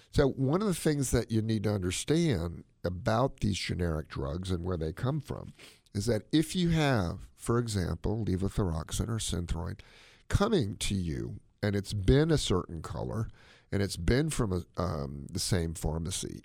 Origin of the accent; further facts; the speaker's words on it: United States; my mom came from China. I am all-American. I'm American as chop suey.